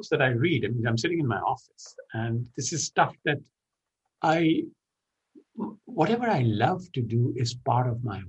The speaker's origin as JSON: {"language": "English", "country": "Pakistan", "moved": "yes", "lives_now": "United States", "said": "I'm originally from Pakistan"}